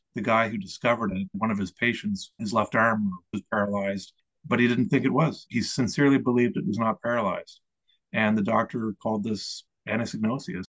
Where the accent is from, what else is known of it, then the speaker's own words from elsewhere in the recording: Eastern Canada, Canada; I grew up in Eastern Canada on the seashore in a small town